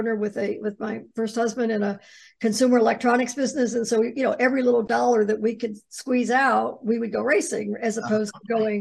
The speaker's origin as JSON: {"language": "English", "region": "Ohio", "country": "United States", "tie": "born or raised there", "said": "I grew up in the Midwest. I grew up in Ohio"}